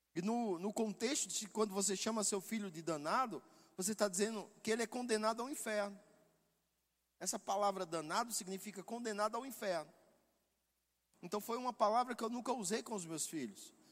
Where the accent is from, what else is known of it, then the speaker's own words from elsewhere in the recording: Northeast Region, Brazil; eu sou nordestino